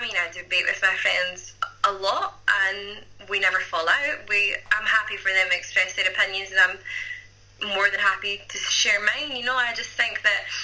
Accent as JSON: {"language": "English", "region": "Scotland", "country": "United Kingdom"}